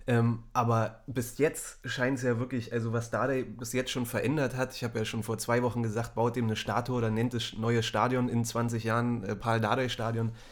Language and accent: German; Berlin, Germany; born there; bin gebürtiger Berliner und du auch